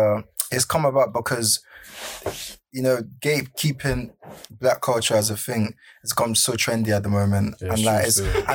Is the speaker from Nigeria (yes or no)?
yes; Nigeria; I'm Nigerian